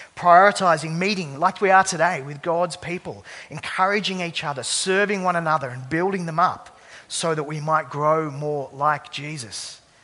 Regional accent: Sydney, New South Wales, Australia; I grew up uh, across the bridge in the Sutherland Shire

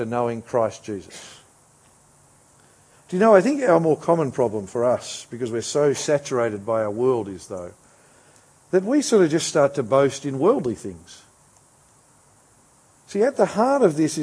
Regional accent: Australia

